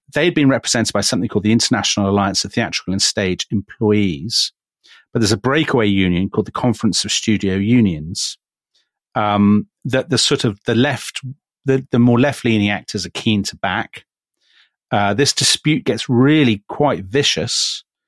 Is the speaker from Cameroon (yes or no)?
no; United Kingdom; as a British observer